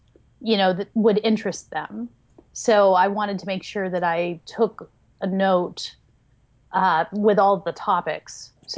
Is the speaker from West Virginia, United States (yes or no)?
yes; West Virginia, United States; also born or lived in Pittsburgh area, Pennsylvania; now in Pittsburgh, United States; I'm 39 years old, and that's cool. And I grew up in West Virginia, and I live in the Pittsburgh area now.